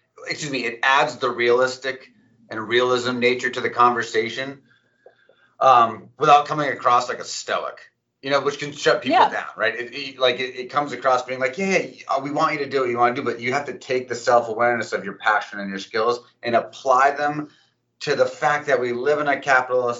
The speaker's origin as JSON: {"language": "English", "region": "New Jersey", "country": "United States", "tie": "born or raised there", "said": "I was born in Jersey"}